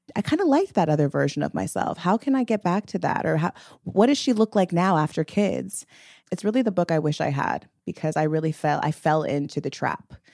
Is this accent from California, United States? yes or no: yes; the Valley, California, United States; me and Mila are two Black women that grew up in the Valley.